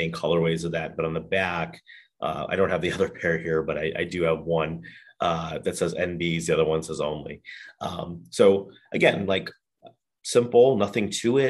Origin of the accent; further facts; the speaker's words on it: Chicago, Illinois, United States; he hails from Chicago just like